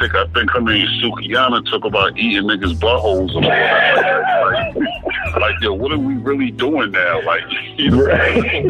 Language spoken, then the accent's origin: English; New York, United States